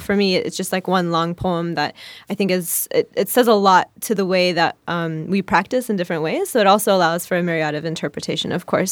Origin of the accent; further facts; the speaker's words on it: Oklahoma, United States; now in Chicago, United States; there was no other, like, really hijabi or, like, person who looked like me growing up in Oklahoma